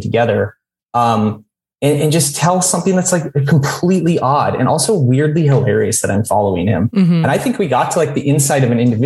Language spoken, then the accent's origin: English; St. Albert, Alberta, Canada; moved away; also born or lived in Edmonton / Vancouver Island / Vancouver; I started off growing up in St. Albert, Alberta.